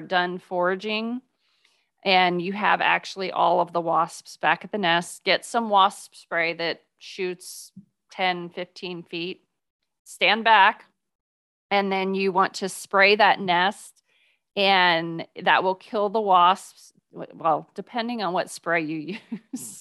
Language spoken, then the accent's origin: English; Midwest, United States; now in Texas, United States; I grew up in the Midwest